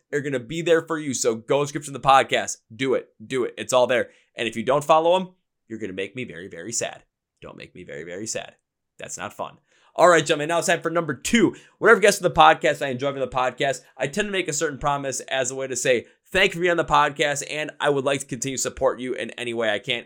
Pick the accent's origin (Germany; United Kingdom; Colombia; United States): United States; Milwaukee, Wisconsin; I'm from Milwaukee, Wisconsin. I'm from where beer is like water here